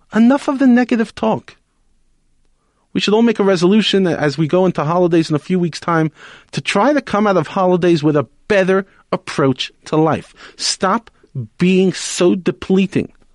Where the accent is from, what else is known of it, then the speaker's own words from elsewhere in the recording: New York City, New York, United States; now in South Africa; I grew up in Brooklyn